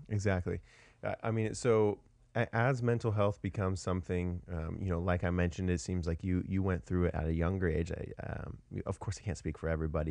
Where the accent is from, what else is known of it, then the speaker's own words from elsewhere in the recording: Washington, United States; moved away as an adult; now in Austin, United States; I'm actually from Washington originally